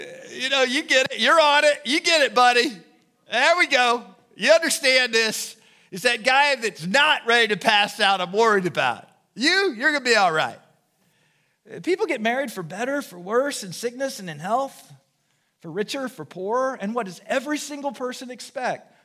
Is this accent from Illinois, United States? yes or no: yes; Du Quoin, Illinois, United States; moved away; I was raised in Southern Illinois